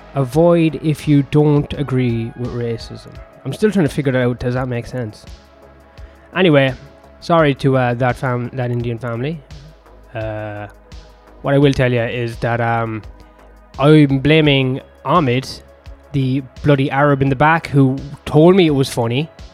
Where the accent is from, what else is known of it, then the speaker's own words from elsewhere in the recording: Ireland; I'm Irish